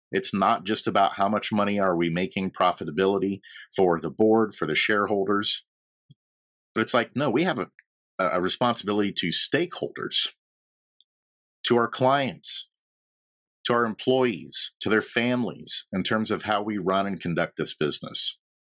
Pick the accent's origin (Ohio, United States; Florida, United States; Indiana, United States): Indiana, United States; Logansport; moved away; also born or lived in Nashville, Tennessee; I'm from Indiana. Um, a little town called Logansport